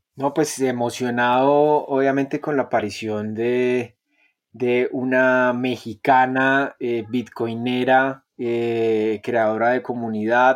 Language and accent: Spanish; Bogotá, Colombia; yo soy un bogotano, yo soy un, colombianito.